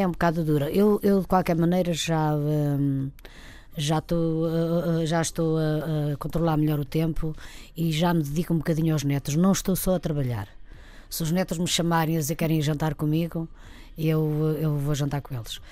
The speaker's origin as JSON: {"language": "Portuguese", "region": "Trás-os-Montes", "country": "Portugal", "moved": "yes", "said": "eu sou mesmo de Trás-os-Montes"}